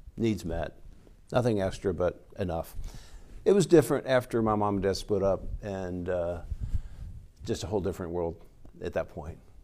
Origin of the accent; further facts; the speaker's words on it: United States; we grew up here in America